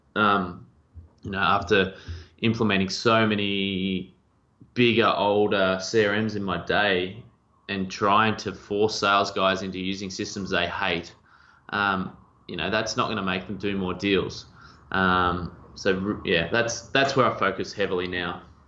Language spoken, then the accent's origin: English; two and a half hours west of Melbourne, Victoria, Australia; I grew up um, two and a half hours west of Melbourne